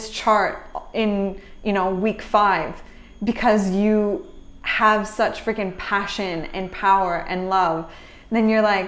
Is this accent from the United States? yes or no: no; Canada; even being Canadian